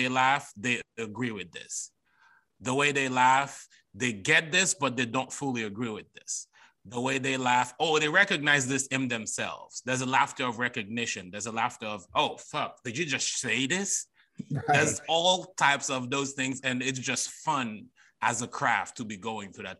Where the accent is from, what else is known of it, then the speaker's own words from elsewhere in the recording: Haiti; moved away as an adult; now in United States; as a Haitian, I grew up around Black people